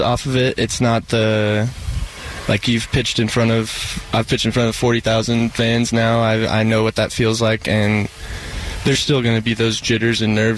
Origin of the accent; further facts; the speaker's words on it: Henderson, Nevada, United States; I was born in Henderson, Nevada, just outside of Las Vegas